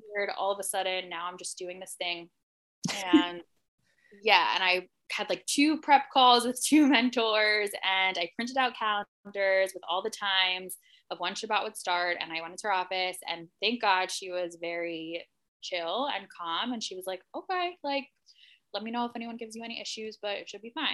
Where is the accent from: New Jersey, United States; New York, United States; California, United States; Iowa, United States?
New Jersey, United States; Livingston; I grew up in Livingston, New Jersey